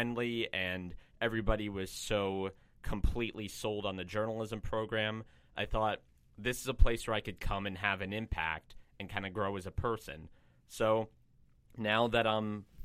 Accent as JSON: {"language": "English", "town": "Cranbury", "region": "New Jersey", "country": "United States", "moved": "as an adult", "lives_now": "Milwaukee, United States", "said": "I'm from Cranberry, New Jersey, but Milwaukee, Wisconsin's become my second home."}